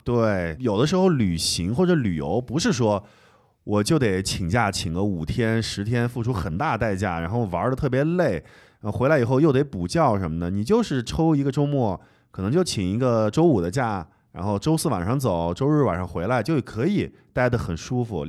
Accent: Anhui, China; 我， 我安徽人嘛，所以他们那边的方言跟安徽其实有点像

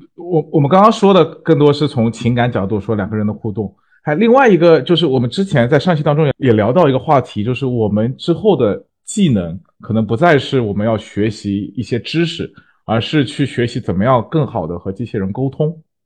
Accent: China; 我们中国人

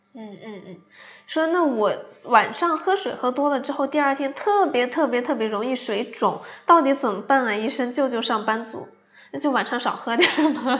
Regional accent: Gansu, China; moved away; 我老家是甘肃的嘛，其实那边还是紫外线还是蛮强烈的

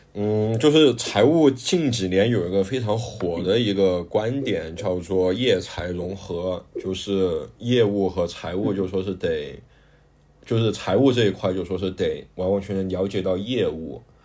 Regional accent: Guiyang, Guizhou, China; accent: Guiyang dialect; moved away as an adult; also born or lived in Guinea; now in Ghana; 我们贵阳话叫炸的洋芋

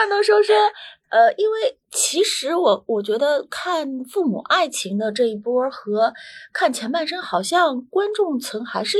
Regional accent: South China, China; also born or lived in Beijing; 可能是因为我是南方人的关系，就是那个声音的语调都是往上走的，不是像那个北方人的声音语调是往下的。

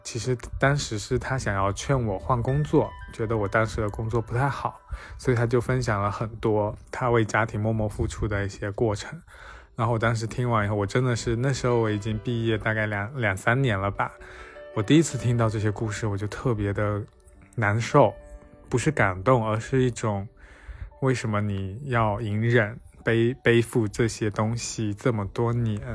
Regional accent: Fujian, China; now in Shanghai, China; 我在上海，我是福建人，然后我家里有两个姐姐

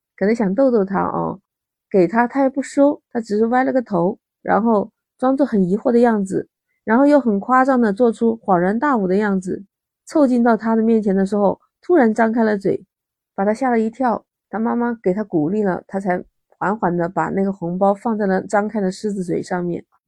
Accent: southern China, China; now in Shenzhen, China; 在南方长大的，在我老家也是有吃元宵的习惯

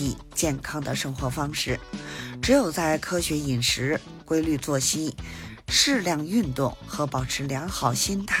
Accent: Beijing, China; 我是北京的…，咱们下期节目再

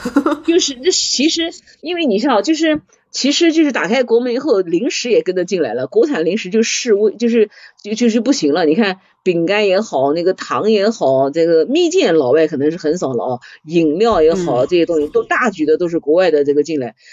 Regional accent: China; 我们中国人在这方面创新

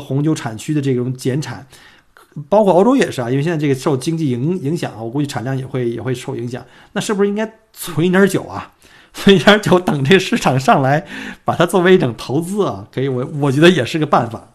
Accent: China; now in Melbourne, Australia; 我们中国人

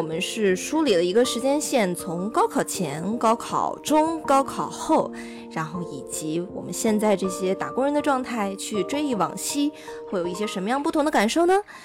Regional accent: Henan, China; moved away; 然后我是来自一个非常卑微的人口大省，卷子虽然不是很难，就是全国卷，但是人口真的是很多的河南省。

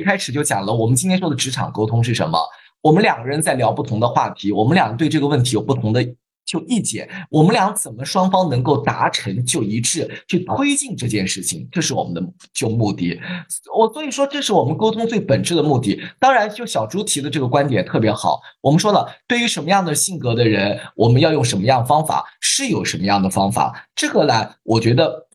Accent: China; 我们中国人

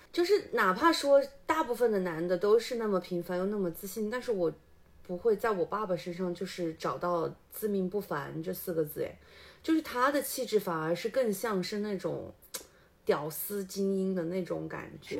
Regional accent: Changsha, Hunan, China; 我们这一辈的就是土生土长的长沙伢子

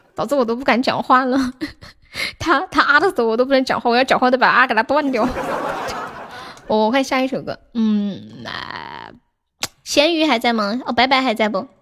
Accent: Sichuan, China; 我是四川的呀

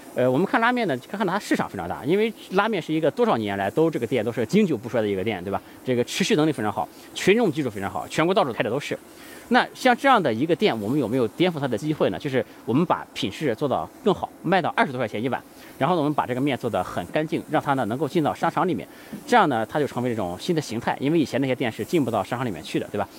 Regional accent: China; 我们中国人想做的是确保 Web three 的革命不要发生在中国

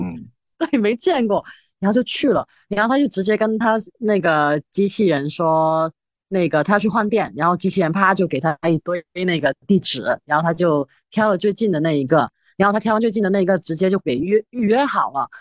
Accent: Zhongshan, Guangdong, China; accent: Shiqi dialect; first language Shiqi dialect (Zhongshan Cantonese); Chinese is a second language; moved away; 我会说十七话

